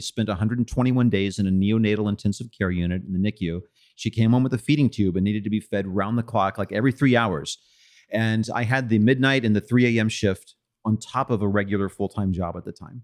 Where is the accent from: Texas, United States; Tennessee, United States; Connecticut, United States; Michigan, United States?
Texas, United States; Austin; when I was a kid growing up in Austin